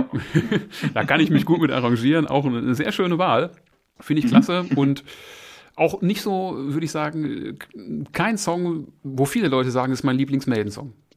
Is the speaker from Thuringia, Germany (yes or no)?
no; Essen, North Rhine-Westphalia, Germany; now in Moers, Germany; ich bin oh. in Essen geboren, habe da auch jahrzehntelang gelebt. Mittlerweile residiere ich in Mörs